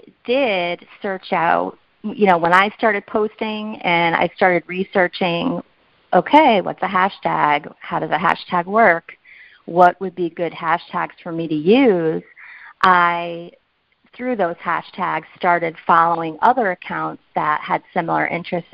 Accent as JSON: {"language": "English", "town": "South Windsor", "region": "Connecticut", "country": "United States", "tie": "born or raised there", "lives_now": "West Hartford, United States", "said": "I'm a lifelong Connecticut resident, and actually I grew up in South Windsor, but I have lived in West Hartford for the last, 25 years or so"}